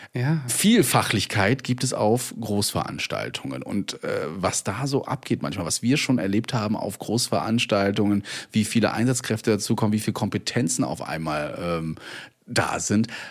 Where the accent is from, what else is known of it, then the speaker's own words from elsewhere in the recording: Rostock, Mecklenburg-Vorpommern, Germany; bei uns in Rostock